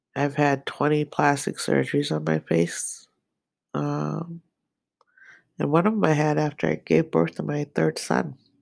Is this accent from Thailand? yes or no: yes; Nakhon Ratchasima, Thailand; I was born in Kerat, which is North Carolina Sima in Thailand